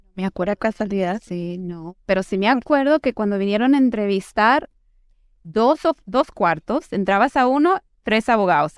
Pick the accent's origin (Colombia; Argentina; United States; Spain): United States; Houston, Texas; moved away as an adult; also born or lived in Mexico / New York / Miami; yo nací y crecí en Houston, pero de niña pasé mucho tiempo en México porque mi familia es de México